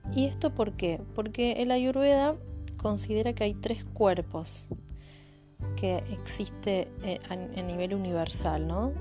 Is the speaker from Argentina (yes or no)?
yes; Santa Fe, Argentina; soy de Santa Fe Capital, Argentina